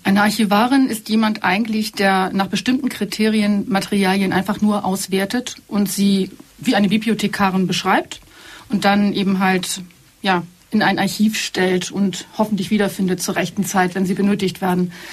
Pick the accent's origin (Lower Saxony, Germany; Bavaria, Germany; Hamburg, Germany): Hamburg, Germany; moved away as an adult; also born or lived in Berlin; now in Allgäu, Germany; Ich bin nicht aus dem südlichen Deutschland, sondern ich bin eine echte, waschechte Hamburgerin und habe da auch einen Großteil meines Lebens verbracht